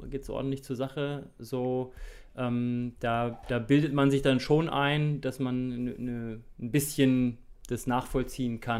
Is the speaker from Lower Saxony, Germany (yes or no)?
no; Thuringia, Germany; moved away as an adult; Ich bin mit 18 äh, aus Thüringen äh, ausgewandert und ähm, war dann drei Jahre am Bayerischen Untermain beim TV Großwallstadt.